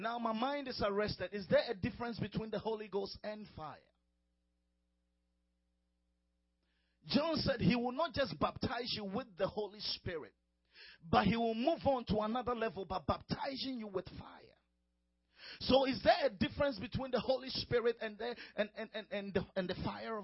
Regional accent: Ghana; moved away as an adult; now in United States; I'm from Ghana, from West Africa.

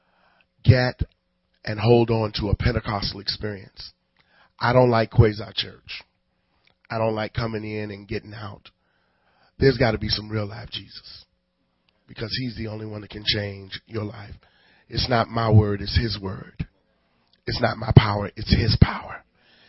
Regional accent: Chicago, Illinois, United States; I was from Cabrini Green

